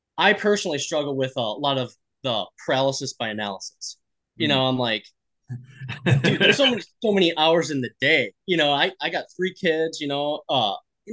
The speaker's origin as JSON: {"language": "English", "region": "Midwest", "country": "United States", "said": "we're from the Midwest"}